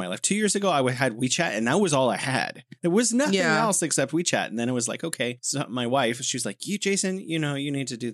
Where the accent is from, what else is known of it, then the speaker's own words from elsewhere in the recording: United States; I'm an American and I'm middle class